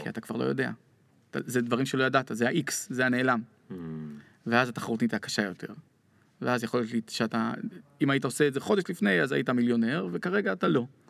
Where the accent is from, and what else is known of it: Israel